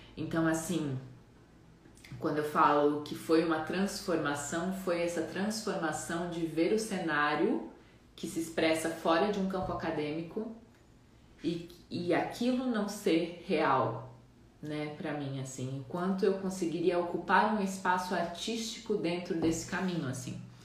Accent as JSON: {"language": "Portuguese", "town": "Jaraguá do Sul", "region": "Santa Catarina", "country": "Brazil", "tie": "born or raised there", "also_born_or_lived": "Mato Grosso do Sul", "said": "nascida no Mato Grosso do Sul, mas fui criada aqui em Santa Catarina. Atualmente eu moro em Santa Catarina, na cidade que eu cresci, que é Jaraguá do Sul"}